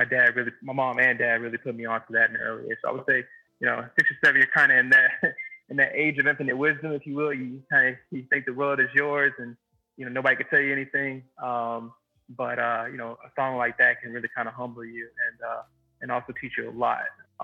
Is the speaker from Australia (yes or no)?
no; Memphis, Tennessee, United States; moved away as an adult; also born or lived in Jackson, Mississippi / Seattle / Washington, D.C.; now in New York, United States; hometown of Memphis, Tennessee.